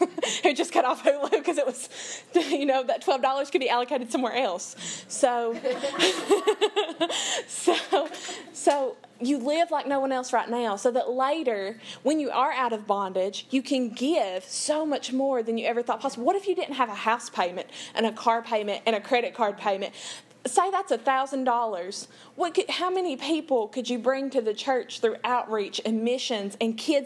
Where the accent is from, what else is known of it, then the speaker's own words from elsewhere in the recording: Big Creek, United States; I'm from Big Creek, 30 minutes outside of town, up a holler